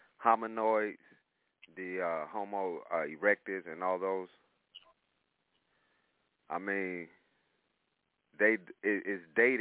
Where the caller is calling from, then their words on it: Illinois, United States; I'm calling from Illinois.